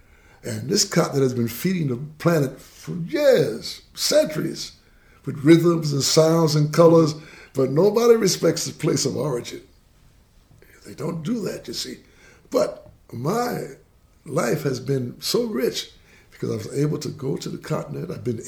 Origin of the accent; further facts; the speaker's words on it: Brooklyn, New York, United States; You see, and that's how we grew up in Brooklyn.